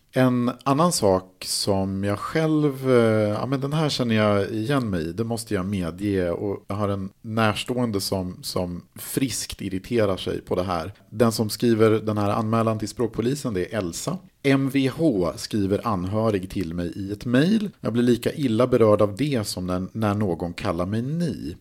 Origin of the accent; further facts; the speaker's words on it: Mälaren Valley, Sweden; Jag kommer ju då från Mellansverige, Mälardalen